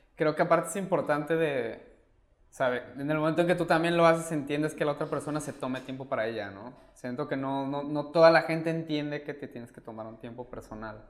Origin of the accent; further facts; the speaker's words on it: Mexico City, Mexico; now in Cancún, Mexico; yo crecí en DF